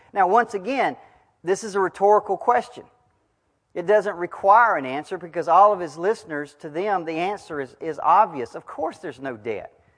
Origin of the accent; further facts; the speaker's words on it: United States; as an American, a 21st century American